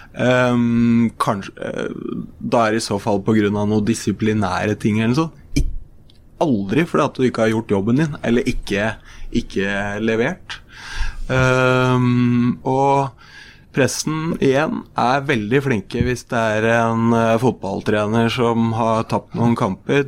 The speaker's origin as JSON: {"language": "Norwegian", "town": "Brumunddal", "region": "Innlandet", "country": "Norway", "tie": "born or raised there", "said": "er jeg født og oppvokst i Brumunddal"}